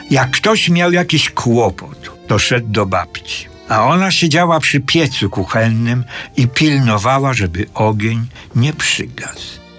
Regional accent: Czechowice, Silesian Voivodeship, Poland; born there; 11 listopada 1933 roku urodziłem się w Czechowicach, wtedy jeszcze bez dzieci.

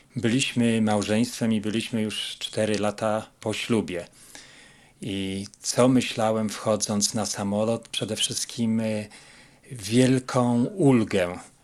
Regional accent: Łódź, Łódź Voivodeship, Poland; moved away as an adult; now in United States; Pochodzimy z Łodzi

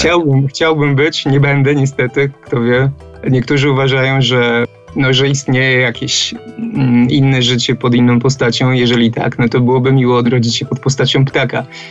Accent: Trąbki, Masovian Voivodeship, Poland; Ja urodziłem się w dosyć małym takim miasteczku, ni to miasto, ni to wieś. Nazywa się Trąbki, niektórzy mówią Huta Czechy pod Garwolinem.

